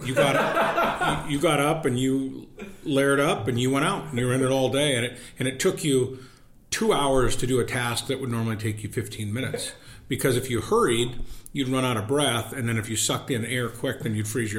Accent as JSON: {"language": "English", "town": "Havre", "region": "Montana", "country": "United States", "moved": "yes", "lives_now": "Missoula, United States", "said": "I'm from Haver"}